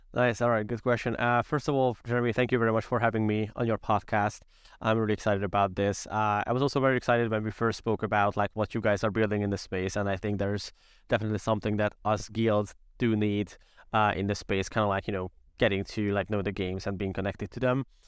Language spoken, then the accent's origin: English; Hungary; we are from Hungary